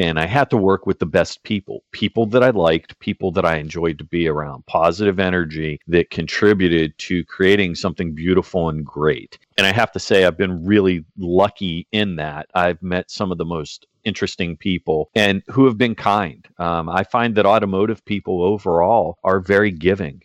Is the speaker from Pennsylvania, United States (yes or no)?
yes; outside of Pittsburgh, Pennsylvania, United States; moved away as an adult; I grew up outside of Pittsburgh